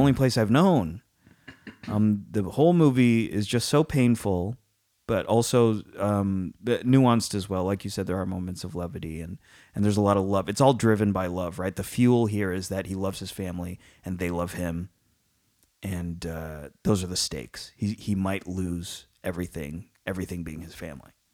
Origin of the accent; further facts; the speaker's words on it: San Francisco, California, United States; I grew up in and around San Francisco my whole, San Francisco has been the constant in my life